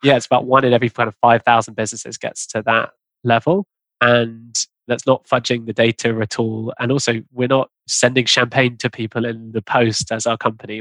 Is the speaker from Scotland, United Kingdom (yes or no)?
no; London, United Kingdom; I grew up in London